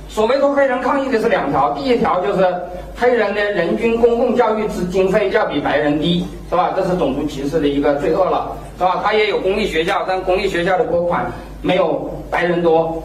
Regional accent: China; 我们中国人

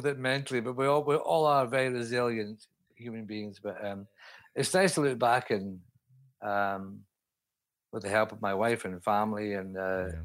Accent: Scotland, United Kingdom; now in London, United Kingdom; up in Scotland, in my home country

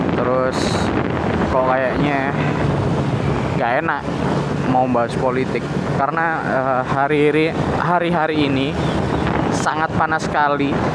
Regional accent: Malang, East Java, Indonesia; aku nggak ada hak pilih di Jakarta jelas karena aku dari Malang

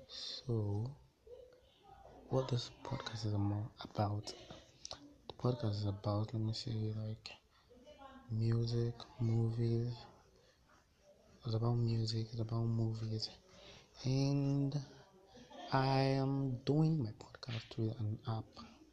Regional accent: Nigeria; I'm Nigerian.

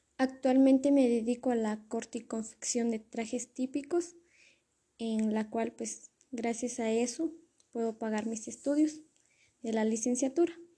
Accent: Totonicapán, Guatemala; El lugar donde soy originaria es de Totonicapán, del municipio de Totonicapán, de una aldea que se llama Pastoca

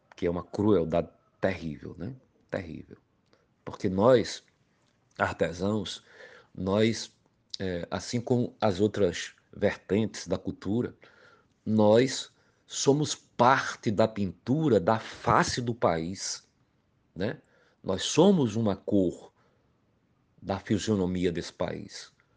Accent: Pombal, Paraíba, Brazil; now in João Pessoa, Brazil; Sou natural da cidade de Pombal, ao Sertão da Paraíba e há mais de 30 anos moro na capital paraibana João Pessoa

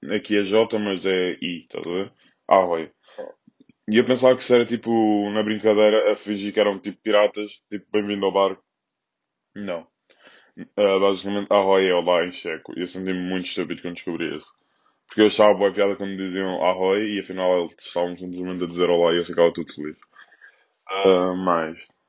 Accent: Loures, Lisbon, Portugal; aqui na minha zona, sou da Portela, ao pé da Expo

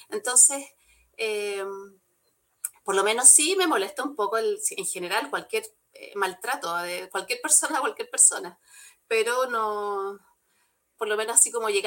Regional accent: Santiago, Santiago Metropolitan Region, Chile; porque además yo que vengo de Santiago, ya se me ha olvidado un poco, pero eh, la visión de, de, un santiaguino es distinta

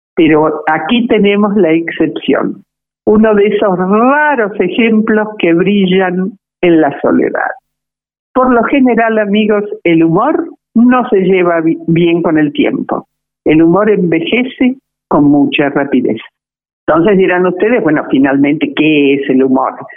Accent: Argentina

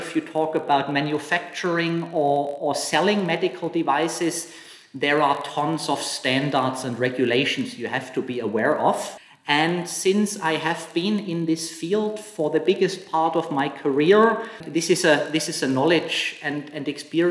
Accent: Germany; moved away as an adult; also born or lived in Hong Kong / Shanghai; now in China; I'm from Germany originally, and I have lived and worked in Hong Kong and mainland China for 11 years now

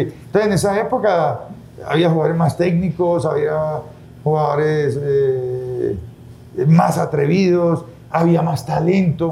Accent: Medellín, Antioquia, Colombia; moved away as an adult; now in Ecuador; Soy colombiano, usted sabe que Colombia es un país muy productor de, de café tenemos café en diferentes regiones del país, en el Huila, en el Viejo Caldas, en la zona de Chinchiná. Eh, yo soy de Medellín

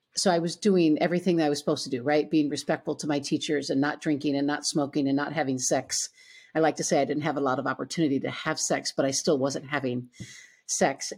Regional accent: Owatonna, Minnesota, United States; I grew up in Owatonna, Minnesota, a smaller

